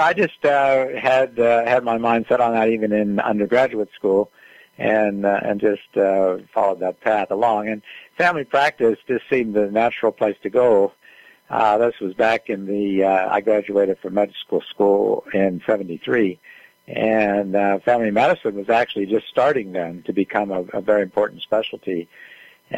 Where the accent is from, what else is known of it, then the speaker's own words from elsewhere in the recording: West Newton, Pennsylvania, United States; I grew up in West Newton.